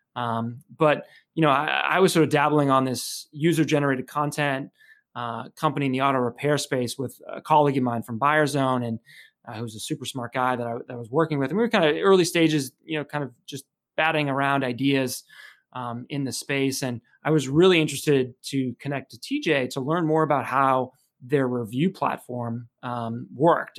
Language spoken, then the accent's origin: English; Chelmsford, Massachusetts, United States; I grew up in Chelmsford, Massachusetts, which is sort of northeastern Massachusetts